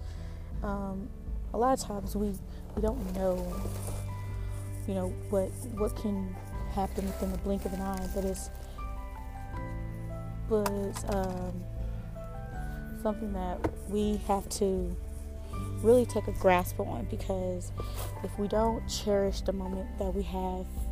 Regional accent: Indiana, United States; moved away; my hometown, Indiana

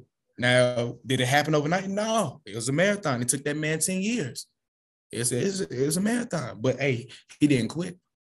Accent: Los Angeles, California, United States; Man, I'm from South Central LA. Gang culture, you know what I'm saying? This is all I know.

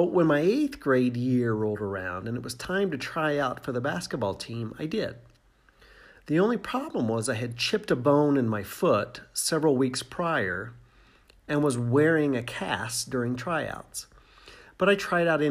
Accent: Indiana, United States; I grew up in Indiana

